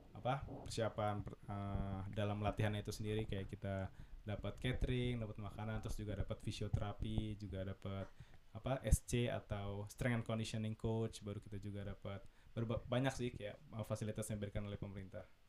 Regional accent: Indonesia; moved away as an adult; now in Munich, Germany; gue sendiri dari Indonesia mewakili Munchen

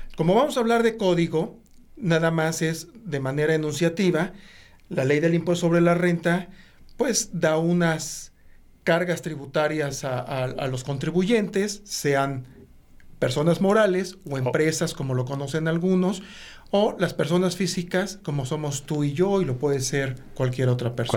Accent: Mexico; todos como mexicanos, por el hecho de ser mexicanos

